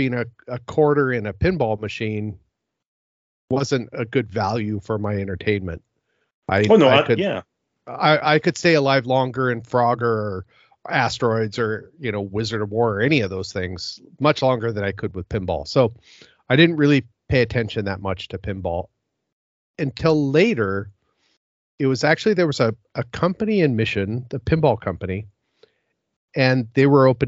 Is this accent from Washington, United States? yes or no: yes; Seattle, Washington, United States; also born or lived in West Coast; now in Vancouver, Canada; Originally, I'm from Seattle, and then I moved around the West Coast for a little bit, and then ended up in the Vancouver area.